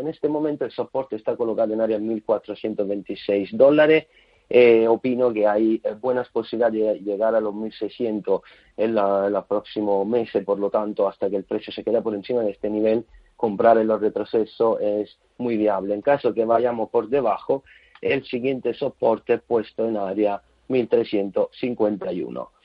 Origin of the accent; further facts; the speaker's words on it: Italy; Spanish is a second language; siendo italiano